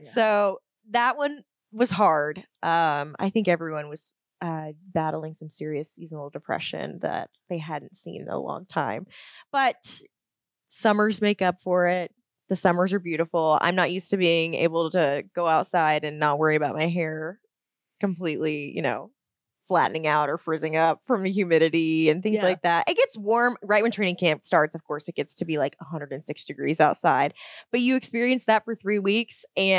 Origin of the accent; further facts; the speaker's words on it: Florida, United States; The driving was a bit of a culture shock because I came from Florida, where it's the other end of the crazy spectrum, right?